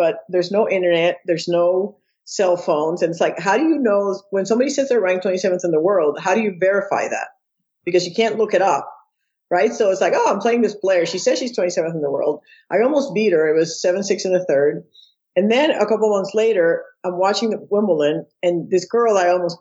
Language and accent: English; Puerto Rico; moved away as an adult; I'm born and raised in Puerto Rico. I left Puerto Rico when I was 18